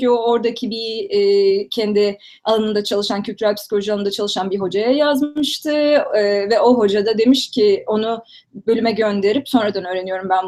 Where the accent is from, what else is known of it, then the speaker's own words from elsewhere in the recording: Istanbul, Turkey; Um, işte dediğim gibi İstanbul'da doğdum. İlkokulu Nurettin Teksenik Okulu'nda okudum. Fenerbahçe'de belki bilenler vardır.